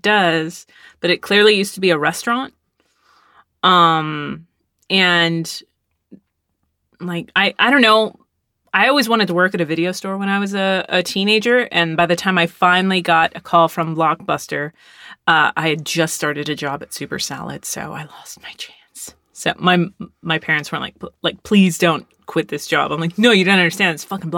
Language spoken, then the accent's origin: English; Arlington, Texas, United States; My friends growing up in Arlington, Texas, we watched horror movies often.